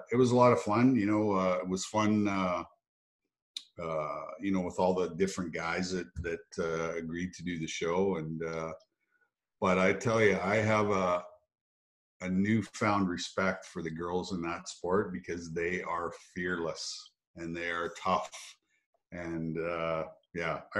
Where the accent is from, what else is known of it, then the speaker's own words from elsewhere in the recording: Russell, Manitoba, Canada; also born or lived in Oxbow, Saskatchewan; I was born in Oxbow, but raised in Russell, Manitoba.